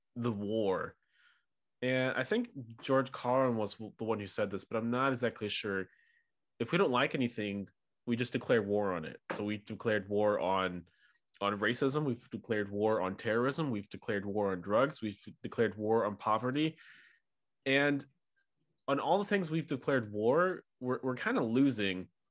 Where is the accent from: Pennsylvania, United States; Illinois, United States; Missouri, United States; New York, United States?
Missouri, United States; St. Louis; So I'm near from St. Louis, Missouri, but not small